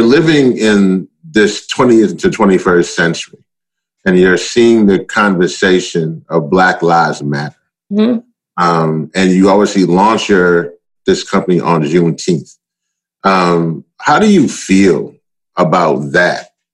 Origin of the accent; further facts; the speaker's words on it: Louisiana, United States; also born or lived in Maryland; now in Baltimore, United States; In my home state, it's called Cancer Alley.